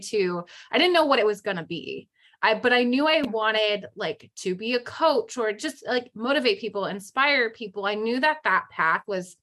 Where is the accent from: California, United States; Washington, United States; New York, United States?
California, United States; San Jose; moved away as an adult; now in Arizona, United States; I was living in the Bay Area, San Jose, California. And that's where I'm from, born and raised there my whole life.